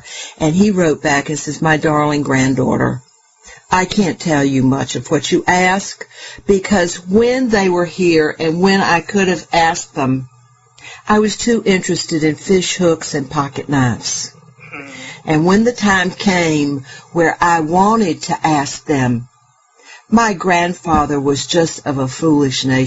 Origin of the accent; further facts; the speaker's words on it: Charlotte, North Carolina, United States; moved away as an adult; also born or lived in Baltimore; a traditional high school graduate from Charlotte, North Carolina, that moved north